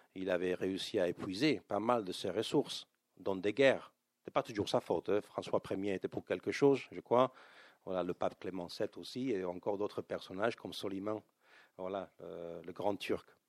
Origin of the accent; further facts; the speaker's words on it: Spain; en tant qu'Espagnol